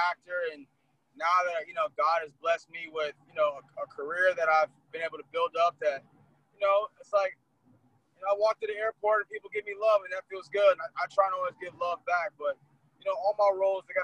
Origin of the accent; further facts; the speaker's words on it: Los Angeles, California, United States; Born and raised in L.A., grew up in the Crenshaw area. So California is home.